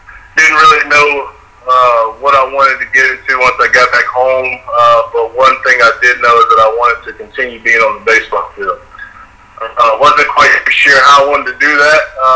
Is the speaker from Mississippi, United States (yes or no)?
yes; Biloxi, Mississippi, United States; moved away as an adult; now in Atlanta, United States; born and raised in Biloxi, Mississippi. Reside now in Atlanta, Georgia.